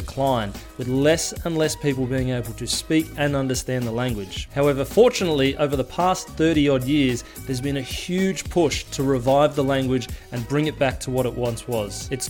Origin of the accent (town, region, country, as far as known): New Zealand